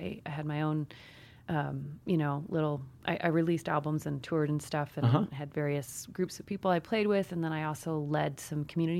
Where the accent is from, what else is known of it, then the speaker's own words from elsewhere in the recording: Iowa, United States; also born or lived in Chicago / Peru; I grew up on a farm in Iowa.